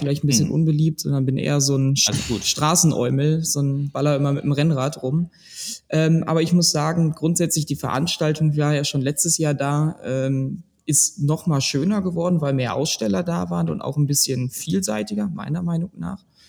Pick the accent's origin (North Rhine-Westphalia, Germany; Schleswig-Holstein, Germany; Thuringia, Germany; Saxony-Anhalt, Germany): North Rhine-Westphalia, Germany; Ruhr area; ich bin eigentlich auch wie die anderen eigentlich ein Kind des Ruhrgebiets